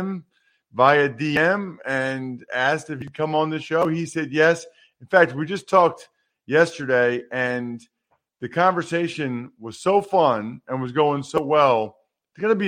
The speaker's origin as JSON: {"language": "English", "town": "Wyomissing", "region": "Pennsylvania", "country": "United States", "tie": "born or raised there", "said": "I grew up in Wyomissing"}